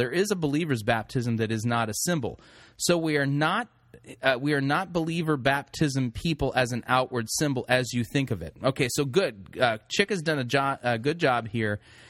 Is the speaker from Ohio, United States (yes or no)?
no; California, United States; I grew up in California and anyway, I've never been homesick before, but there you have it.